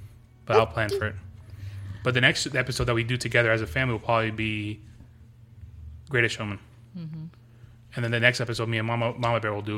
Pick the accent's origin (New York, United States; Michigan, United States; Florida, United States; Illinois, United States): New York, United States; New York City; I'm from New York City.